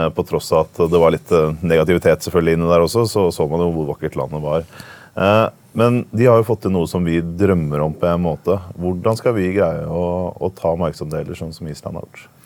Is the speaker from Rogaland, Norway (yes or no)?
no; Oslo, Norway; jeg er jo fra Oslo